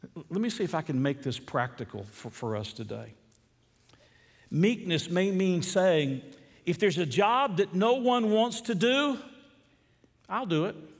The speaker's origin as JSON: {"language": "English", "region": "Deep South", "country": "United States", "tie": "born or raised there", "said": "I grew up in the Deep South"}